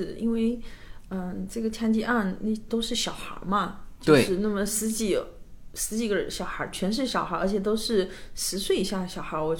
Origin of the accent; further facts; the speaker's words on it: China; now in United States; 对啊，本来我们从中国过来，其实我们其实一直是生活在一个没有枪支的社会嘛。